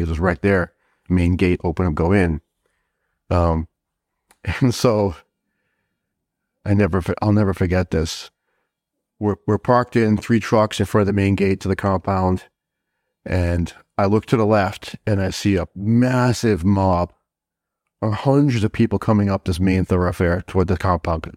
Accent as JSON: {"language": "English", "town": "Southbridge", "region": "Massachusetts", "country": "United States", "tie": "born or raised there", "also_born_or_lived": "Brooklyn, New York", "said": "I grew up in, in a little town in Massachusetts called Southbridge"}